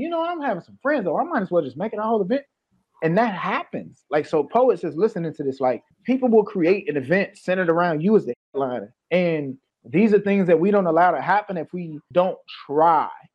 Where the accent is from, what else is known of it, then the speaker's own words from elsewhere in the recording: Peoria, Illinois, United States; also born or lived in Maywood, Illinois; I was born in Maywood, but I grew up in Peoria